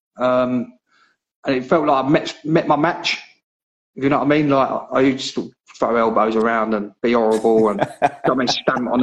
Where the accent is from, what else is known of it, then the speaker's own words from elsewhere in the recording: Gillingham, South East England, United Kingdom; the Gillingham one, because it's my hometown